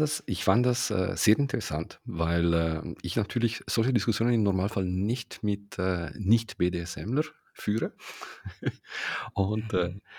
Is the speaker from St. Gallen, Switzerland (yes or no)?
no; Ticino, Switzerland; ich bin Tessiner